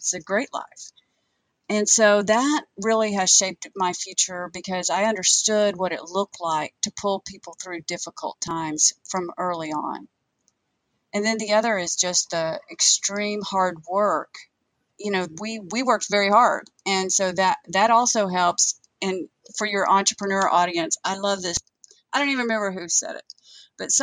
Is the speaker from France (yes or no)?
no; Western Oklahoma, United States; growing up in Western Oklahoma